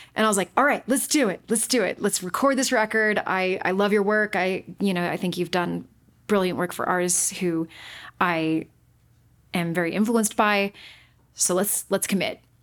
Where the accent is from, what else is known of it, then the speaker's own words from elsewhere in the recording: Utah, United States; moved away as an adult; also born or lived in Boston / New York City; was born and raised in Utah